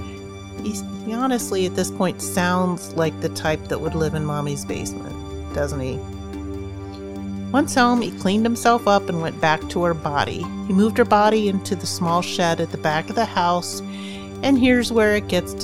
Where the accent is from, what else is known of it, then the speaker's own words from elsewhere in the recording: near Slippery Rock and Butler, Pennsylvania, United States; I grew up near Slippery Rock and Butler, so I'm kind of familiar with the area